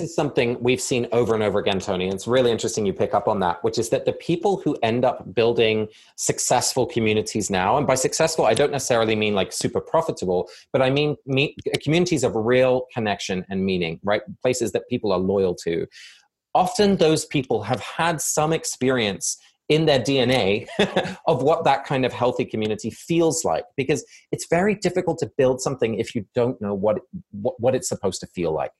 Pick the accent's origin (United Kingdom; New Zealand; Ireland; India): United Kingdom; England; moved away; both my parents are Dutch and I was born and raised in England